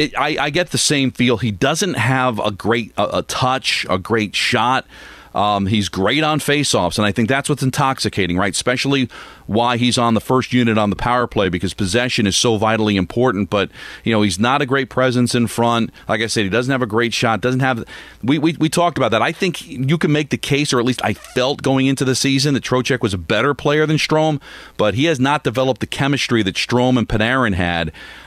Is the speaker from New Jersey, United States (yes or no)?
yes; Hawthorne, New Jersey, United States; It's in Hawthorne. That's my hometown.